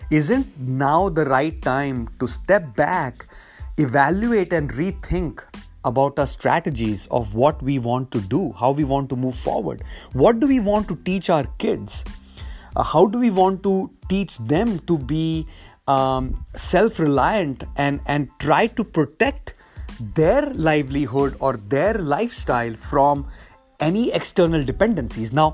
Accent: India; moved away as an adult; now in United States; that is why I came to the US from India in the late 90s for a great education and then getting a great job

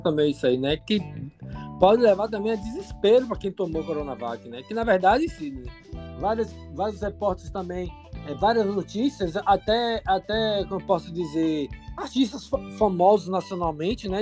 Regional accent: Bahia, Brazil; como um bom nordestino, né? Falo aqui da Bahia

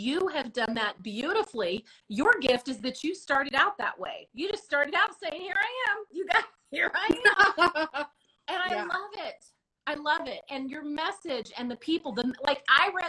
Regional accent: Modesto, California, United States; moved away; I was raised in the North Central Valley up by Modesto area

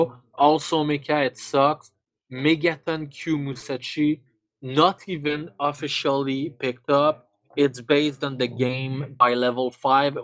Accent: Canada; I'm Canadian

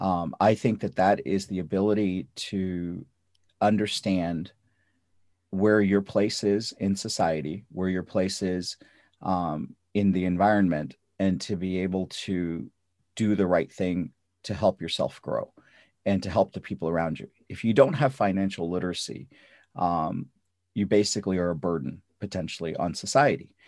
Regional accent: North India, India; English is a second language; now in United States; Um, I grew up in North India. not speaking English. I, I spoke Russian and I spoke, uh, Punjabi and Hindi

